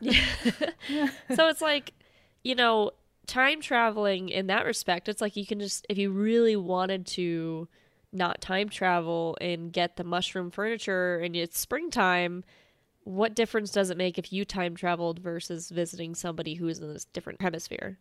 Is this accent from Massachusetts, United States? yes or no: yes; Massachusetts, United States; I'm from Massachusetts